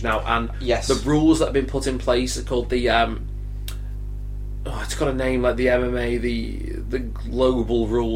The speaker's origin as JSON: {"language": "English", "area": "Cheshire", "region": "North West England", "country": "United Kingdom", "said": "I am from Cheshire in England."}